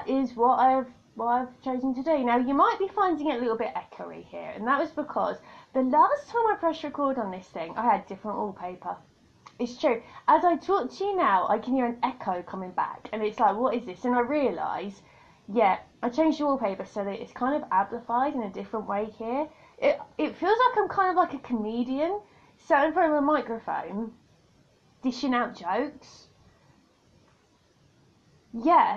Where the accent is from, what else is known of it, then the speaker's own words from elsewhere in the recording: United Kingdom; accent: British; I'm a Brit.